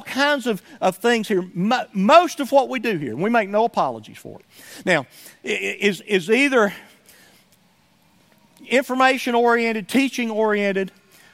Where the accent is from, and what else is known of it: Somerville, United States; born or raised there; moved away